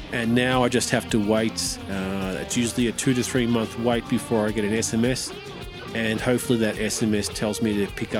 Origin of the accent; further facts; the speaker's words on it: Australia; moved away as an adult; also born or lived in mountains of France; now in France; I'm an Aussie